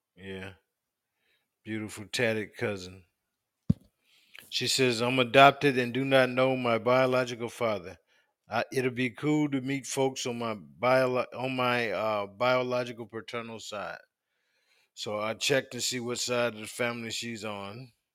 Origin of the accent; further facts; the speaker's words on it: South Carolina, United States; We grew up in South Carolina